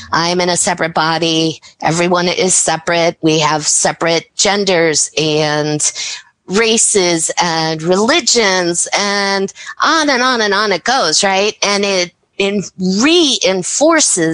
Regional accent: Chicago, Illinois, United States; I grew up in the Chicago area

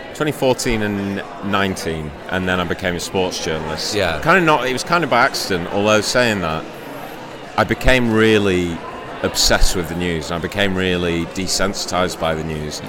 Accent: Shrewsbury, West Midlands, United Kingdom; now in Manchester, United Kingdom; I'm from Shrewsbury originally

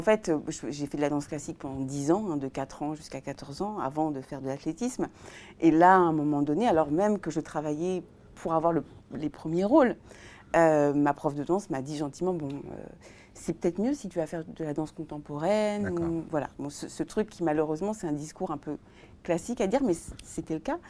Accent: Tours, Centre-Val de Loire, France; je suis née à Tours

